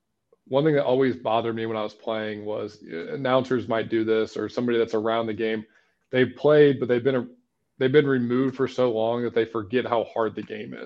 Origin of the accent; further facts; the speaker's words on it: St. Louis, Missouri, United States; I grew up in St. Louis